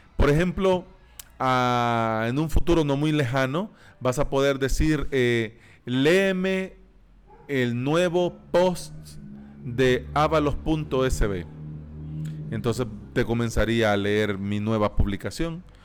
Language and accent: Spanish; El Salvador; aquí en mi país, en El Salvador, en el tercer mundo, en Centroamérica